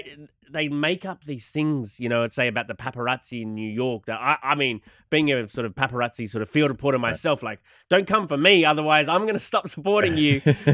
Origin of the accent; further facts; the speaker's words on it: Australia; Because I'm Australian.